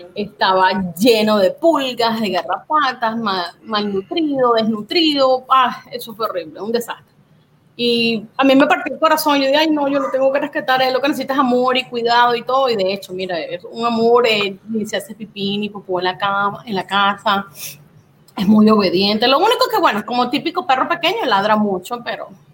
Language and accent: Spanish; Puerto Cabello, Carabobo, Venezuela; moved away; venezolana, nacida y criada en Puerto Cabello, Estado Carabobo, de nuestra bella Venezuela